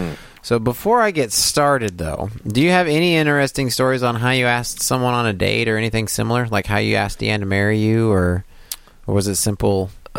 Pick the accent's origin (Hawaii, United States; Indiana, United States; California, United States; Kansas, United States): Kansas, United States; I'm from Kansas?